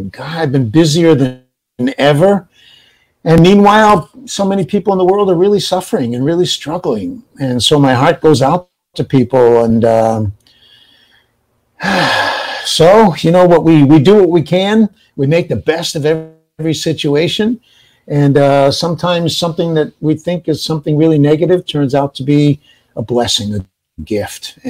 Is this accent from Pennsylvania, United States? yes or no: no; New Bedford, Massachusetts, United States; I was raised in New Bedford, Massachusetts